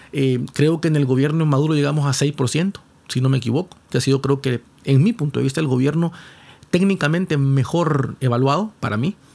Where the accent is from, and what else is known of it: Honduras